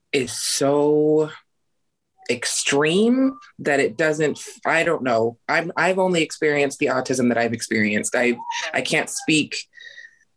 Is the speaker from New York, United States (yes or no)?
no; Idaho, United States; I was born and raised in Idaho and I'm still here.